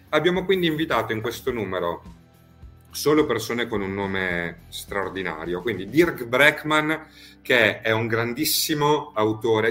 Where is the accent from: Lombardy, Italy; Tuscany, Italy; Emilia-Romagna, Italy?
Emilia-Romagna, Italy; now in Rome, Italy; qui a Roma, dove poi noi operiamo, anche se io in realtà sono emiliano